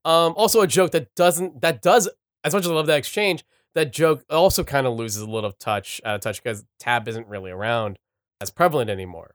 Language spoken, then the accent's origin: English; California, United States; we're from, we're from California.